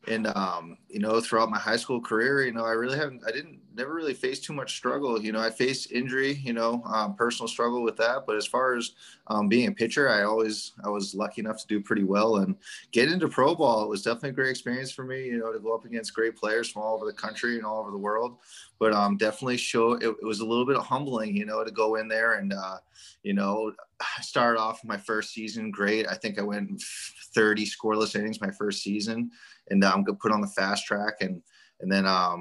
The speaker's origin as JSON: {"language": "English", "town": "Falmouth", "region": "Massachusetts", "country": "United States", "tie": "born or raised there", "said": "Born and raised in Falmouth, Massachusetts."}